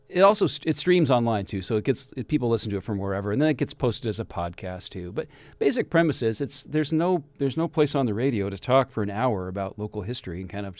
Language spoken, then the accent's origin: English; Kirkland, Washington, United States; my hometown of Kirkland across the lake